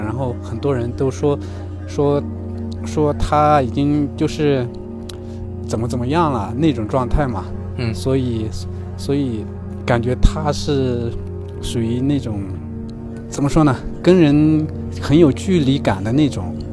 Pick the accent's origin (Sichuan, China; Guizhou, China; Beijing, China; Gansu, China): Sichuan, China; Xichang; 我现在在我老家那个大凉山西昌